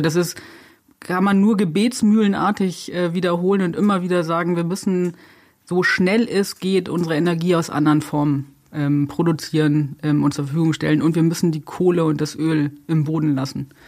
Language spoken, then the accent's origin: German; Germany; bei uns in Deutschland